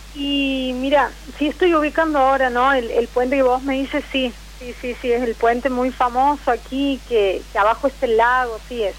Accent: Santiago del Estero, Argentina; now in Villa Carlos Paz, Argentina; Soy de Santiago del Estero, pero en estos momentos estoy viviendo en, Córdoba, Carlos Paz.

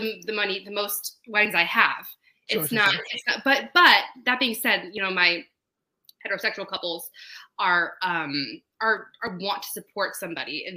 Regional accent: Colorado, United States; also born or lived in East Coast / Tuscany, Italy (ancestry); now in Long Beach, United States; I grew up in Colorado

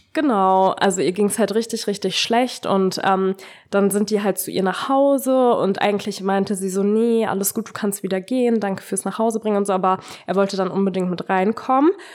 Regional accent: Braunschweig, Lower Saxony, Germany; ich war nicht mal in meiner Heimatstadt, also ich war nicht in Braunschweig

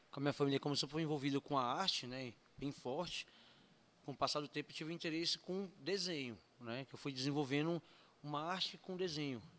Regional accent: São Paulo, Brazil; Eu não sou daqui, né? Sou de São Paulo, né?

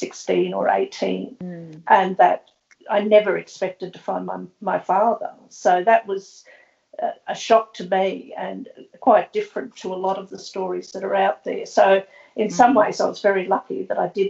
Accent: Brisbane, Queensland, Australia; I was born in 1953 in Brisbane at the beginnings of the forced adoption era, when practices really started to ramp up and increase. I grew up in a working class family here

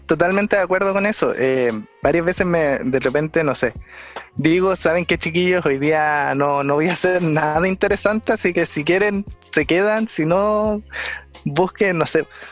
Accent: Santiago, Santiago Metropolitan Region, Chile; soy de Santiago

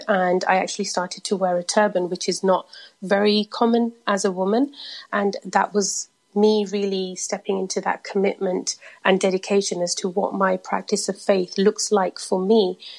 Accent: United Kingdom; I am a British-born Sikh, you can say. And my parents, they immigrated from India in the 70s. So I had this hybrid connection with culture, the country I was living in, and with my faith. I don't come from a predominantly religious background.

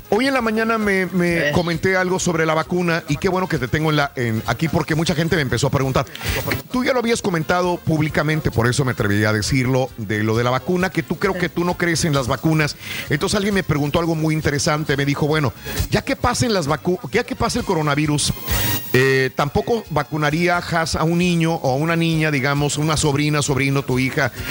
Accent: Monclova, Coahuila, Mexico; Soy de Monclova, sí, es que si no lo aguantan es muy irreverente

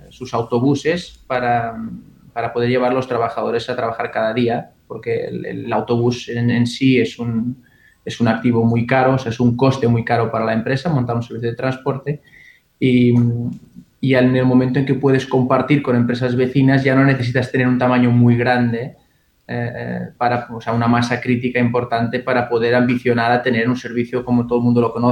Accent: Portugal; also born or lived in Galicia; now in Barcelona, Spain; No, bueno, soy portugués y gallego a la vez, o sea, Iberia para mí es como, como una casa única. Em, vine a Barcelona hace 14 años, 15 eh, y no 20

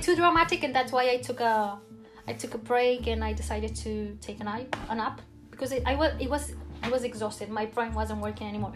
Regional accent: Barcelona, Catalonia, Spain; English is a second language; I'm from Barcelona.

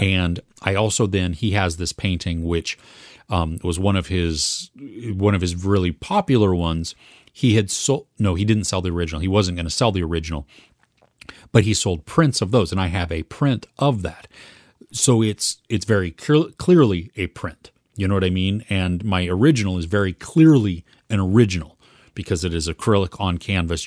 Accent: United States; as an American

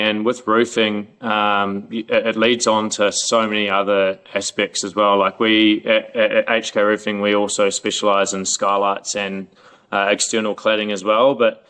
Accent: New Zealand; moved away as an adult; now in Melbourne, Australia; I moved over to Melbourne from New Zealand 10 years ago, and I've had multiple different jobs.

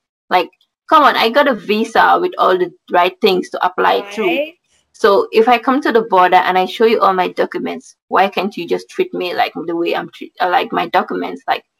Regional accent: Gambia; moved away as an adult; also born or lived in Taiwan; I'm from the Gambia.

